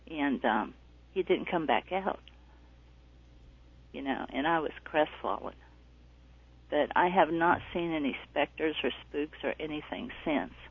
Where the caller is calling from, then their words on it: North Carolina, United States; North Carolina.